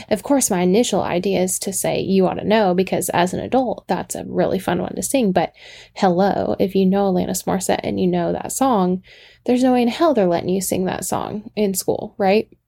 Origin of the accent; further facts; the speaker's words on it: the South, United States; accent: Southern; every time I talk to him, my southern accent comes out.